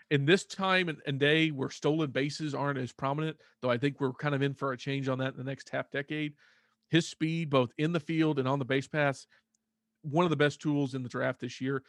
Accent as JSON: {"language": "English", "town": "Fort Worth", "region": "Texas", "country": "United States", "tie": "born or raised there", "also_born_or_lived": "Azle, Texas", "said": "I'm Texas-born. I was born in Fort Worth. I've pretty much lived here my entire life."}